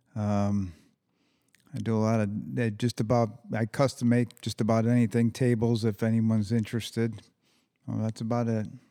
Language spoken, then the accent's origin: English; San Antonio, Texas, United States; growing up in San Antonio